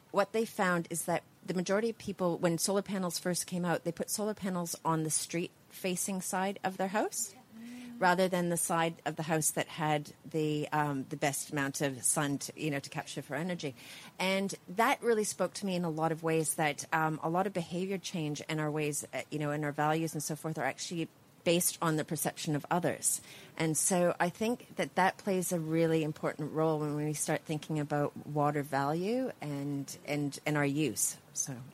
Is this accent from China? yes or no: no; Canada; moved away as an adult; now in Australia; When I moved to Australia in 2008, it was during the drought. I came from Canada. Canada has the largest freshwater supply in the world.